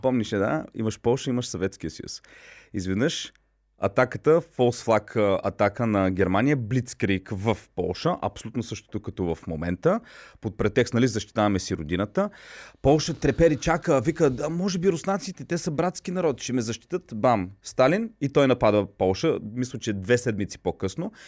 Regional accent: Bulgaria; аз като българин

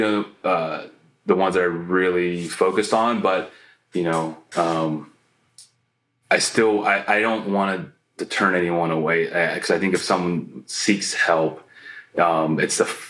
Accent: Canton, Ohio, United States; growing up in Canton, Ohio

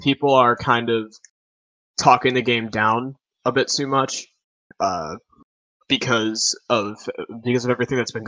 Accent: Chicago suburbs, Illinois, United States; I'm from the Chicago suburbs

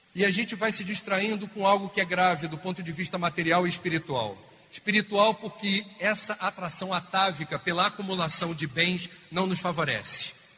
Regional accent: Rio de Janeiro, Brazil; lá no Rio de Janeiro, de onde eu venho

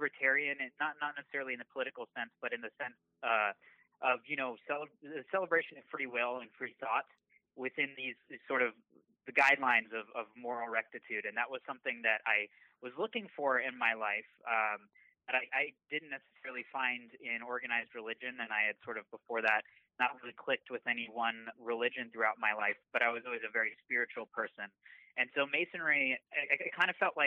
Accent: San Antonio, Texas, United States; moved away as an adult; also born or lived in Dallas, Texas; now in Los Angeles, United States; I grew up actually in Texas. San Antonio was my hometown for about 18 years.

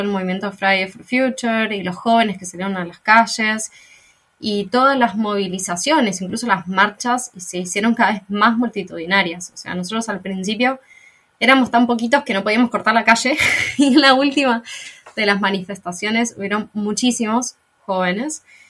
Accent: Argentina; soy de Argentina

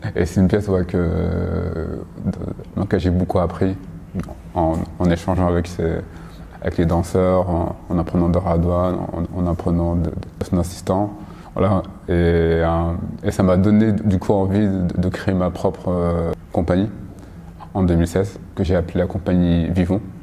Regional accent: Paris, Île-de-France, France; je suis parisien d'origine euh, malienne

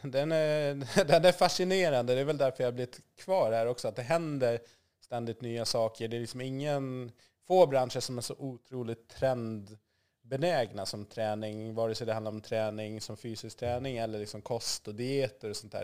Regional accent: Gotland, Sweden; also born or lived in Zambia; Jag var fem år när vi flyttade, så jag är ju uppväxt i Sverige.

